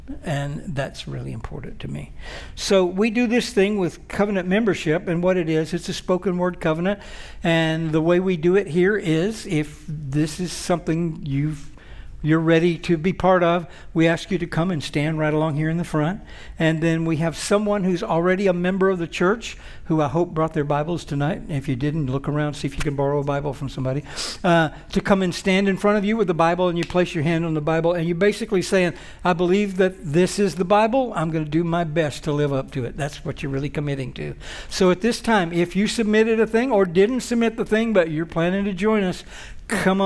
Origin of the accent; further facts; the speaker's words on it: Alabama, United States; I grew up in Alabama